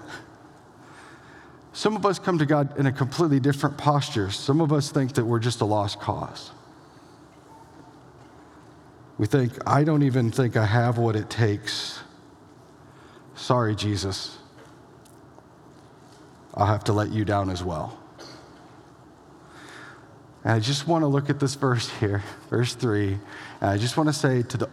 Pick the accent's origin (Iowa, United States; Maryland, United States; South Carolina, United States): Iowa, United States; Elgin; moved away; It's the hometown of a few people that are a pretty big deal. Josh Larson in the back, myself here